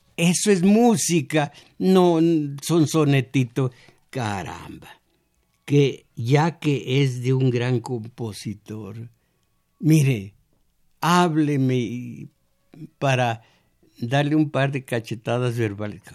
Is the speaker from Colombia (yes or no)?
no; Mexico; soy cascán de origen, según por mi abuela, eh, del Cerro del Mixtón, conozco mi historia, soy mexicano